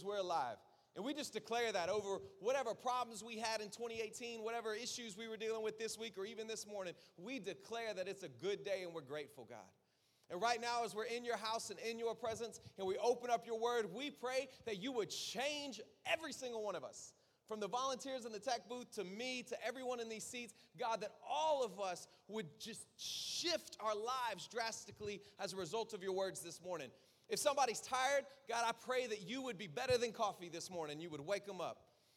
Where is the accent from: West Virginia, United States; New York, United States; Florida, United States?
Florida, United States; South; I'm from South Florida